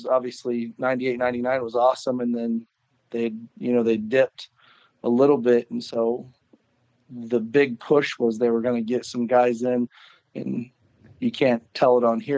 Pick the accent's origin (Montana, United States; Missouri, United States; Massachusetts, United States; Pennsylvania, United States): Missouri, United States; Sedalia; Sedalia is. It's a smaller town. It's obviously it's 20 minutes from Warrensburg.